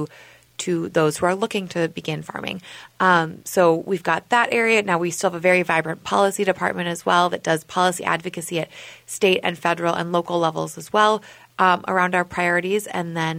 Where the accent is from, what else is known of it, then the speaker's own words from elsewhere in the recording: Minnesota, United States; I'm from Minnesota originally